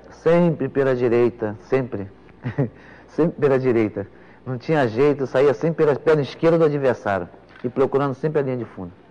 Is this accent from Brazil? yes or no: yes; Pau Grande, Rio de Janeiro, Brazil; quando eu jogava lá na minha terra, em Pau Grande